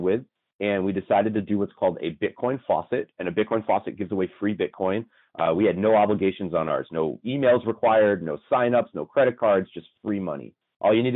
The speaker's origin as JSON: {"language": "English", "town": "Las Vegas", "region": "Nevada", "country": "United States", "said": "We're all from Las Vegas."}